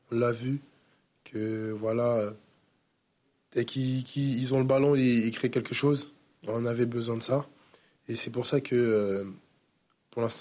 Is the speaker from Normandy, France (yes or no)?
yes; Le Havre, Normandy, France; moi je viens du Havre, ça, fait, bah, ça va faire une saison que je suis là